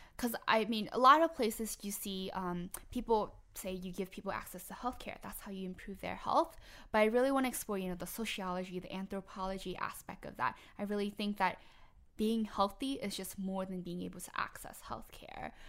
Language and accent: English; Harvey, Louisiana, United States; I'm from the West Bank um, in the more the Harvey area.